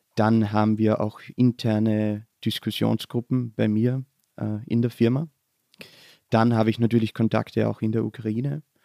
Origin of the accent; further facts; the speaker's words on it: southern Styria, Austria; moved away as an adult; now in Vienna, Austria; Ich bin äh, in der Südsteiermark in Südösterreich aufgewachsen